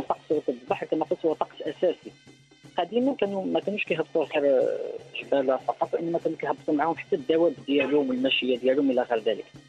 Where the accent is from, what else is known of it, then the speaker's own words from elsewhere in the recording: Morocco; احنا كمغاربه